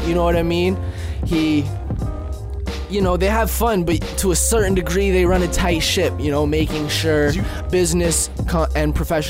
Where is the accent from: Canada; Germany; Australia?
Canada; Wawa, Ontario; also born or lived in Czech Republic; now in Vancouver, Canada; I was born in the Czech Republic and came to Canada when I was like 4. Spent the first like 4 and a bit years being pretty nomadic. Grew up in a little town called Wawa, Ontario